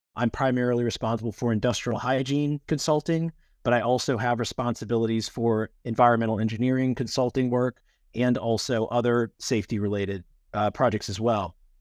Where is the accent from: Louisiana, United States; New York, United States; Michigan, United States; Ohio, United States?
Louisiana, United States; also born or lived in Miami; my home state of Louisiana